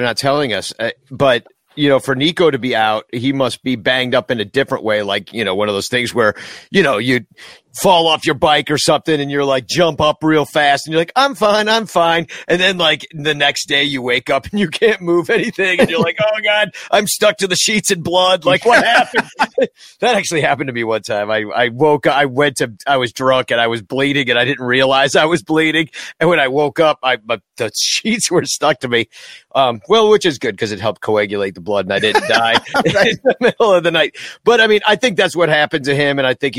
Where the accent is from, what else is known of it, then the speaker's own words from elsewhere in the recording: Iowa, United States; I am from Iowa. Des Moines isn't that bad.